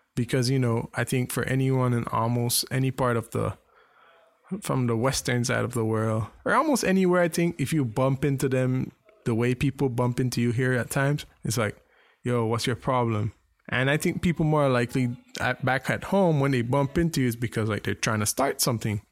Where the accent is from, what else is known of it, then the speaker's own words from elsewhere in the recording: Belize; moved away; growing up in Belize